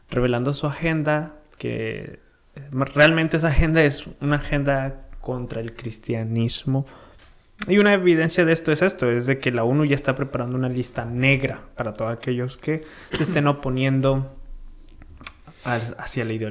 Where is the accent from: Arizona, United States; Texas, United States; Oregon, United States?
Texas, United States; Dallas; nosotros somos de Dallas, Texas.